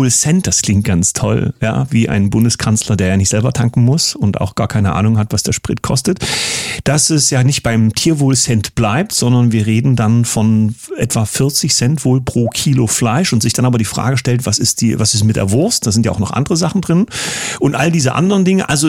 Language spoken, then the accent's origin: German; Saxony, Germany; Kommen unsere Gäste aus meiner Heimat, ich würde mal sagen, endlich normale Leute. Grüße nach Sachsen zu Rocco und Nancy.